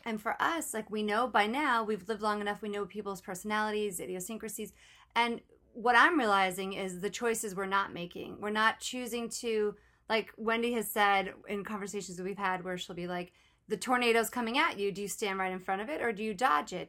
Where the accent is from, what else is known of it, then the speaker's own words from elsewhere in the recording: New York, United States; I grew up in New York on the East Coast